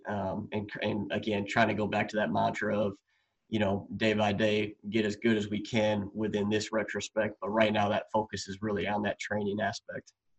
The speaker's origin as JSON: {"language": "English", "region": "Wisconsin", "country": "United States", "tie": "born or raised there", "said": "I'm from Wisconsin"}